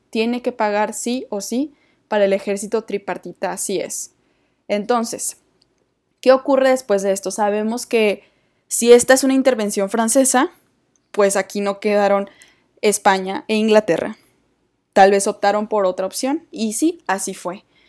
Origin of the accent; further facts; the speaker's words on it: Mexico; somos los mexicanos